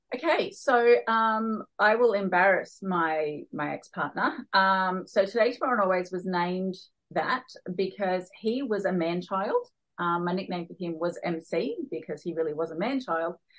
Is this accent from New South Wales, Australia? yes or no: yes; Newcastle, New South Wales, Australia; moved away as an adult; also born or lived in Darwin; I was born and raised here in Newcastle, and I always swore I would never move back.